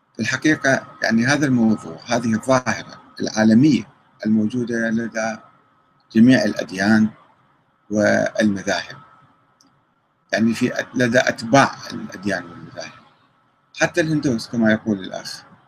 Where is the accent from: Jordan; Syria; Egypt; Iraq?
Iraq; عندنا في العراق